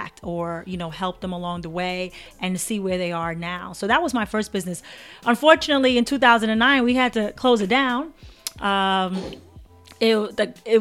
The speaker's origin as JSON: {"language": "English", "town": "New York City", "region": "New York", "country": "United States", "tie": "born or raised there", "said": "I am born in Brooklyn. Brooklyn born and bred."}